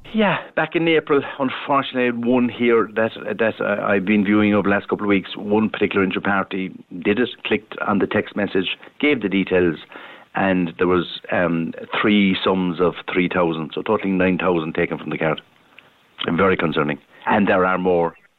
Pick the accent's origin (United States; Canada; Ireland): Ireland; that's us as Irish